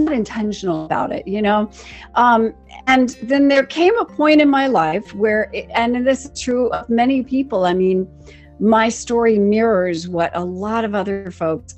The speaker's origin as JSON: {"language": "English", "region": "Western Maryland", "country": "United States", "tie": "born or raised there", "said": "I grew up in Western Maryland"}